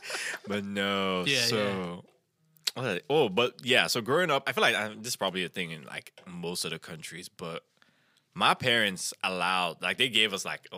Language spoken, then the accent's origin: English; Nigeria; moved away; growing up in Nigeria, because I'm mixed, half Italian, half Nigerian